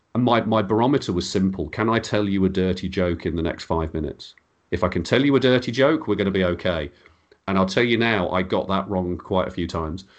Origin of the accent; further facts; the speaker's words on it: Birmingham, West Midlands, United Kingdom; accent: Birmingham; I sound like I'm from Birmingham